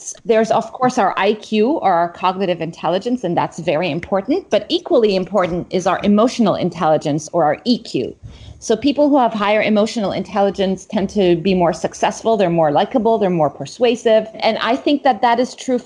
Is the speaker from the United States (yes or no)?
no; Egypt; moved away as an adult; also born or lived in Middle East / Cambridge; I grew up in the Middle East, in Egypt and around the Middle East